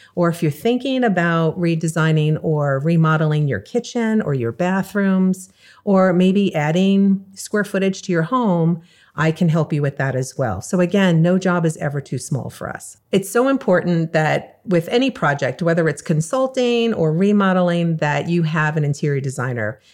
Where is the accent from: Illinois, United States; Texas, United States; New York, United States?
New York, United States; also born or lived in California; now in South Florida, United States; I moved from California two and a half years ago to South Florida and I'm originally from New York